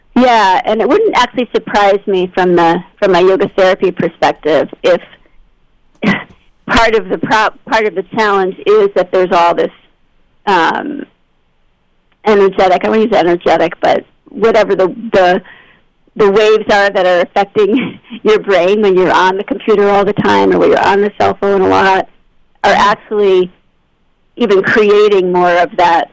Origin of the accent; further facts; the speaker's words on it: Albany, New York, United States; moved away as an adult; also born or lived in Los Angeles / Massachusetts / France; I grew up in Albany, New York